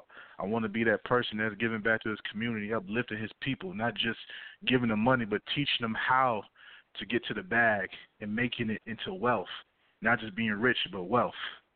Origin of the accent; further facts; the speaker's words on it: the South, United States; You know, I'm from the South. I'm in Georgia.